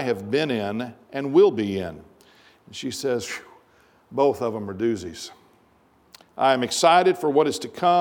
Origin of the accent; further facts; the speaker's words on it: United States; our experience as American Christians